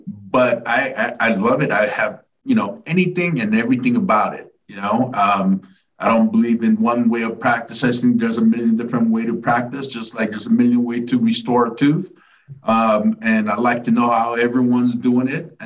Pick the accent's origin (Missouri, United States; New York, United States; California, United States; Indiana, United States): California, United States; Fullerton; moved away as an adult; also born or lived in South Korea / Los Angeles, California / Arizona; now in Laguna Beach, United States; Home is Fullerton, California, Orange County